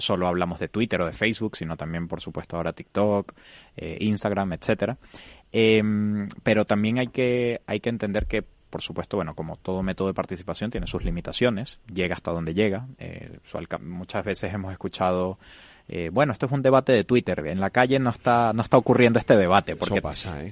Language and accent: Spanish; Venezuela; moved away as an adult; now in Spain; yo soy venezolano, tengo siete años viviendo en España